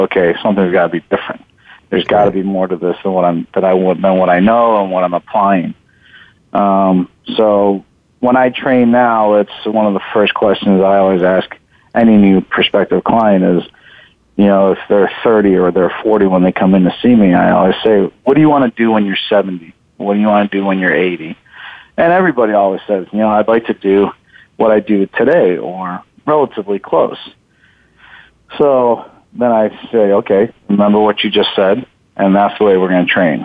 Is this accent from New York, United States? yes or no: yes; Buffalo, New York, United States; now in San Jose, United States; I grew up in Buffalo, New York. So I moved out here in San Jose, California back in 97.